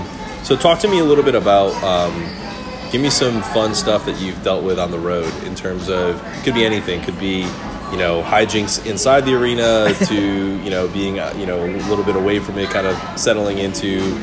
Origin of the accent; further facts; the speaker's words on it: the North, United States; now in North Carolina, United States; I'm from the North.